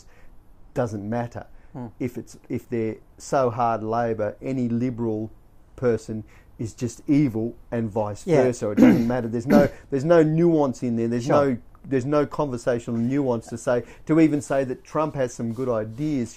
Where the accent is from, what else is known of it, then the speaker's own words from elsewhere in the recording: Australia; I'm Australian.